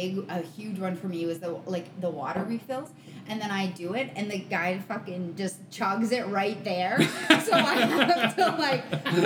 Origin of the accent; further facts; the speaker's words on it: Port Elgin, Ontario, Canada; I'm from Port Elgin